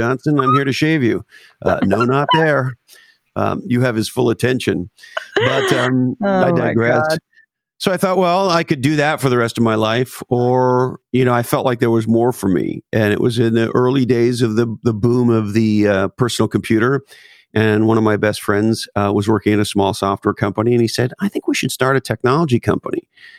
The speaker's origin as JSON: {"language": "English", "town": "Montreal", "region": "Quebec", "country": "Canada", "tie": "born or raised there", "said": "Montreal, Canada."}